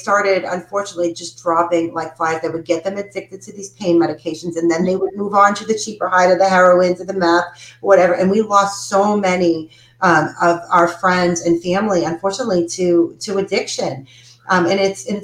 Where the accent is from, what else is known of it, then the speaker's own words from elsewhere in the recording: Boston, Massachusetts, United States; now in Tennessee, United States; I'm from Boston